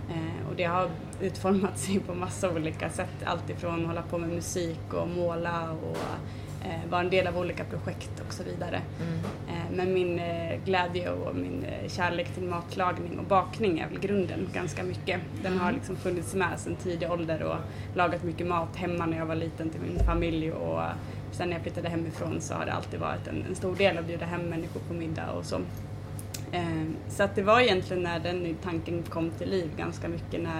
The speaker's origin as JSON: {"language": "Swedish", "town": "Falun", "region": "Dalarna County", "country": "Sweden", "also_born_or_lived": "Stockholm", "said": "Jag har bott i Stockholm, jag har bott i Falun där jag kommer ifrån och varit ute och rest mycket och så."}